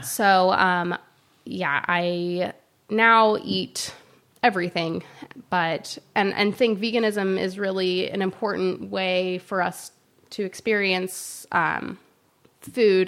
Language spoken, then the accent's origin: English; South Carolina, United States; now in San Luis Obispo, United States; I grew up in South Carolina